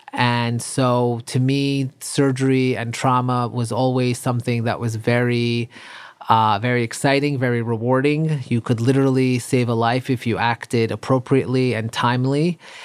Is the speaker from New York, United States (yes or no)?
yes; New York City, New York, United States; also born or lived in Iran / Long Island; I grew up, um, in Queens, and then my parents later on moved, uh, out to Long Island